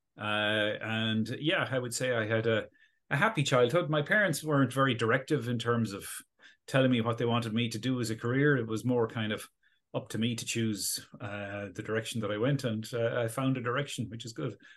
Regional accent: Galway, Connacht, Ireland; moved away as an adult; also born or lived in Oxford; now in Dublin, Ireland; I grew up in Galway, uh, on the west coast of Ireland

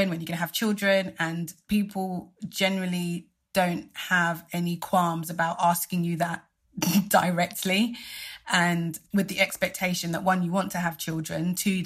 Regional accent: Nigeria; I'm Nigerian, and the Nigerian community is strong and vibrant

